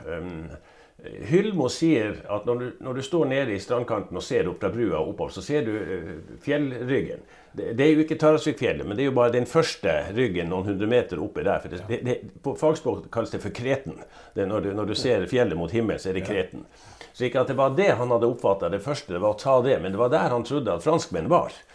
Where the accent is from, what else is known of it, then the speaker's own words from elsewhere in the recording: Norway; jeg er nordmann